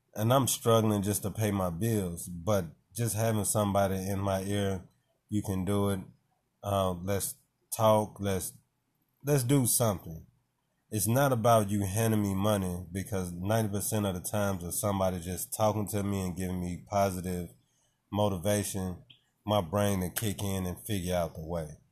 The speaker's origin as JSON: {"language": "English", "town": "Nashville", "region": "Tennessee", "country": "United States", "said": "I'm from Nashville"}